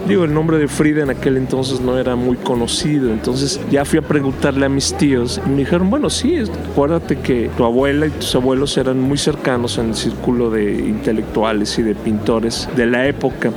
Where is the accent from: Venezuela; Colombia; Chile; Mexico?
Mexico; somos orgullosamente mexicanos